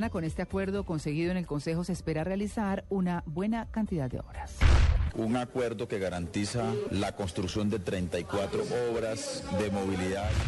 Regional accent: Colombia; Estoy empeñado como presidente de la República, pero sobre todo como colombiano, de dejar el gobierno cuando Colombia pueda decir tenemos paz.

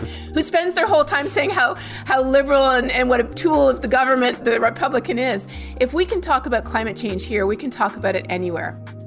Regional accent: Canada; moved away as an adult; now in Texas, United States; my home country of Canada

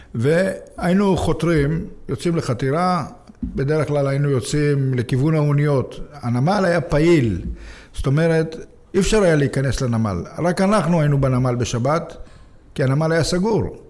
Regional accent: Jaffa, Tel Aviv District, Israel; נולדתי ביפו, לא. הוריי הגיעו מרומניה, הם נכנסו לאיזה בית וגרנו שם

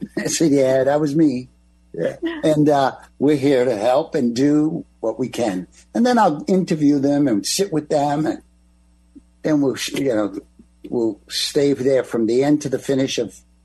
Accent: East Coast, United States; I'm from the East Coast

